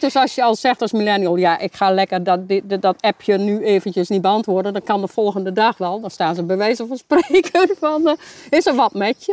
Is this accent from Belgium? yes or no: no; Hoogeveen, Drenthe, Netherlands; Ik kom eigenlijk uit Hogeveen.